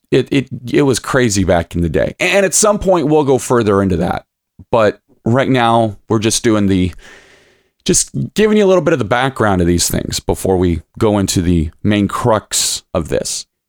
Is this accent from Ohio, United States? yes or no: yes; Lima, Ohio, United States; now in Toledo, United States; I'm originally from, born and raised in Lima, Ohio